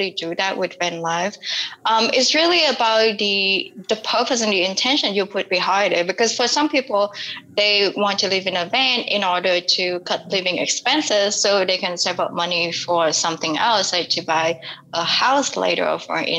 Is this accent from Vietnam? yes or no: yes; Vietnam; born or raised there